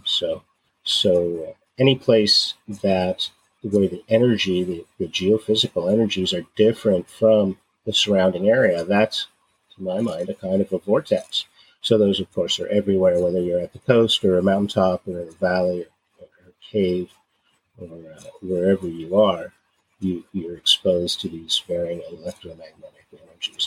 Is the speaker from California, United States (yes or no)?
yes; San Francisco Bay Area, California, United States; moved away; also born or lived in Oregon; I grew up in the San Francisco Bay Area